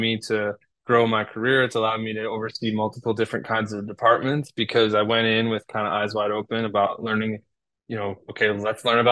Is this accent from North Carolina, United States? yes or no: no; Chicago, Illinois, United States; now in Portland, United States; I grew up in Chicago